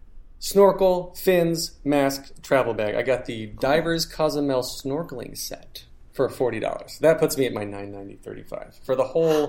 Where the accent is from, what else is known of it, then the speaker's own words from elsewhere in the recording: North Carolina, United States; now in New York, United States; North Carolina.